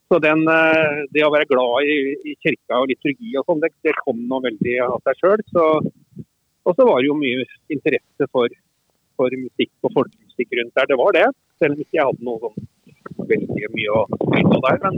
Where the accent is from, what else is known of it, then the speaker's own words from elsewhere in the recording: Heddal, Telemark, Norway; jeg vokste opp i Telemark, i Heddal i Telemark.